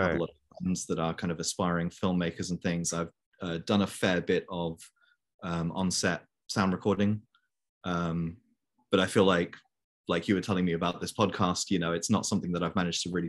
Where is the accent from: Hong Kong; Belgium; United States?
Belgium; Brussels, Brussels-Capital Region; now in London, United Kingdom; I live in London currently. And my life story is that, so I am English, obviously, but I was born and raised in Brussels in Belgium.